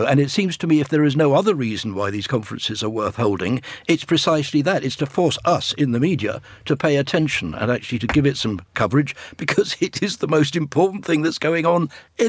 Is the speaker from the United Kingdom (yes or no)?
yes; United Kingdom; it's London, I'm a Brit